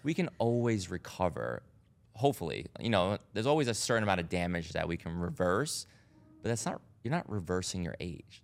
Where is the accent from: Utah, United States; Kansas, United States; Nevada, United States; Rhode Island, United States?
Rhode Island, United States; I grew up in Rhode Island